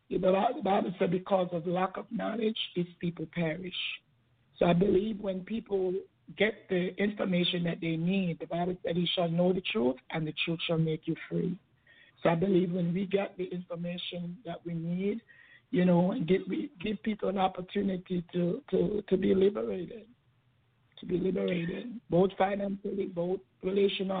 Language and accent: English; Jamaica; born or raised there; now in United States